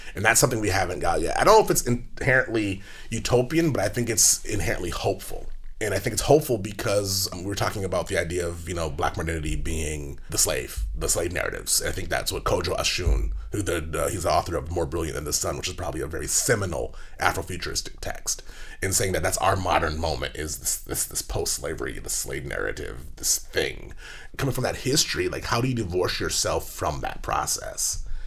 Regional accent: New York City, New York, United States; I'm Jamaican and Puerto Rican. So my this social context is completely different, but I grew up in Brooklyn in an African American context

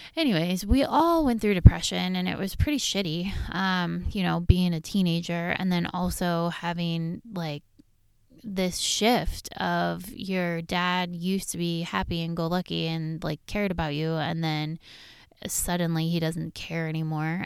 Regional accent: Riverside, California, United States; also born or lived in La Habra, California; We grew up on, in Riverside, California, on Oakwood Place, and these were some of the best memories of my childhood

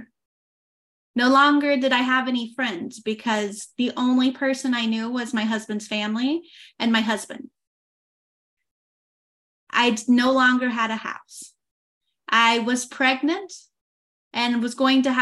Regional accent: Oklahoma, United States; first language English; moved away as an adult; now in France; I used to live in the US in Oklahoma for the first 28 years of my life.

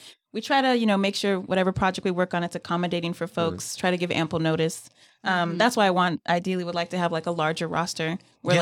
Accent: Pasadena, California, United States; now in North Carolina, United States; We're both from California

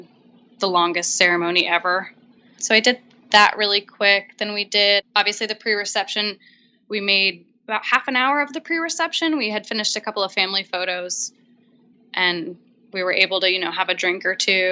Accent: New Hampshire, United States; I grew up in New Hampshire

